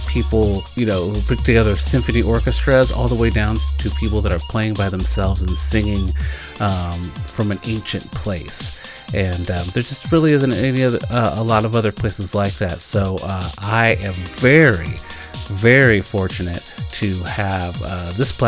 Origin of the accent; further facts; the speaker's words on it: Olympia, Washington, United States; now in Portland, United States; I'm from Olympia, Washington.